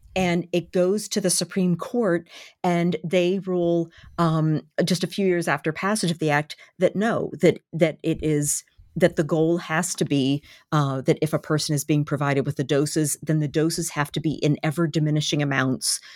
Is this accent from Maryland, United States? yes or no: yes; Baltimore, Maryland, United States; born or raised there